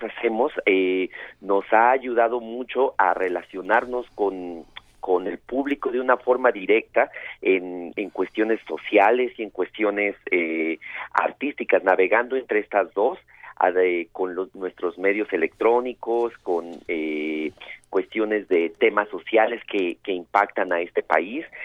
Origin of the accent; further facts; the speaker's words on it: Mexico; somos como artistas, como mexicanos y como eh, flamencos